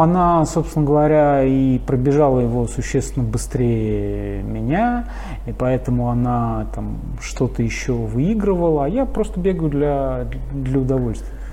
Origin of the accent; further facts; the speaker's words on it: Moscow, Russia; мы переехали на Каширку. И там вот, собственно говоря, в... я и пошел в школу, в пятый класс